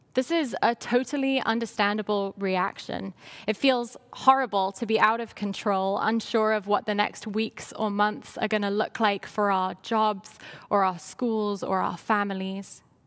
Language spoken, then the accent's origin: English; London, United Kingdom; moved away; I grew up in London, England